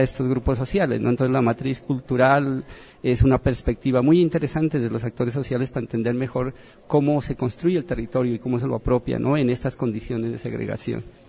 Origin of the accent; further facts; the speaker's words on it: Pasto, Nariño, Colombia; moved away as an adult; also born or lived in Bogotá, Colombia / Ecuador; now in Mexico; específicamente de donde vengo, que es de la ciudad de Pasto, al sur de Colombia, frontera con el Ecuador